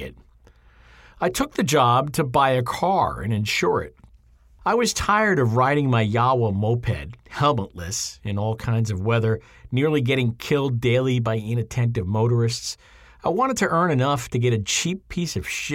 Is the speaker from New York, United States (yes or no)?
yes; Lindenhurst, New York, United States; my hometown, Lindenhurst